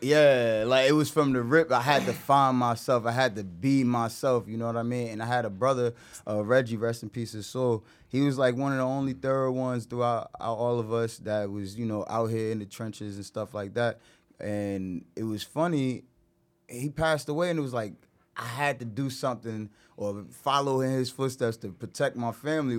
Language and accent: English; Irvington, New Jersey, United States; I'm from Irvington